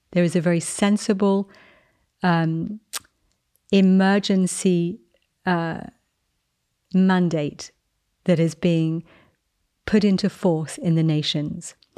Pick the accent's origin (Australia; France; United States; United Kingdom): United Kingdom; England; moved away; I'm English. I'm in America at the moment.